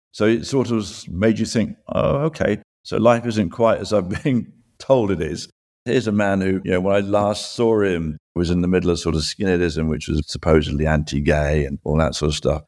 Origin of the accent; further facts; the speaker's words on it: United Kingdom; growing up in Britain